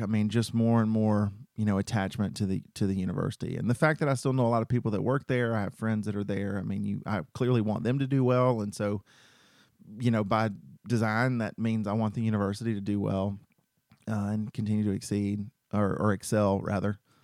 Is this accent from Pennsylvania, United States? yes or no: no; Cartersville, Georgia, United States; also born or lived in Macon, Georgia; I'm from Cartersville, Georgia